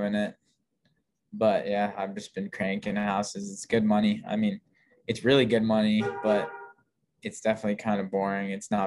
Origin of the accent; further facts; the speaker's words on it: Boulder, Colorado, United States; also born or lived in London, England / Denver, Colorado; I lived in London till I was 8 years old. And then my family moved to Boulder.